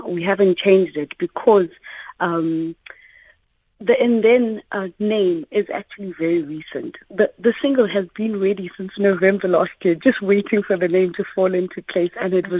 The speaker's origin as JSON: {"language": "English", "country": "South Africa", "said": "Can hear that we're a South African band, our sound has got that distinct sound."}